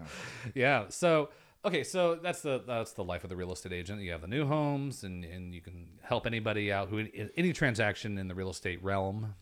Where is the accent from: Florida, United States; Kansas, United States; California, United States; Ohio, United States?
Kansas, United States; Western; I'm from Western Kansas